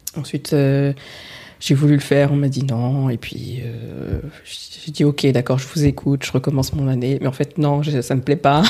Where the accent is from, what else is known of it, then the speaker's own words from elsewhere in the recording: France; Je suis française, d'origine euh, sénégalaise, Peul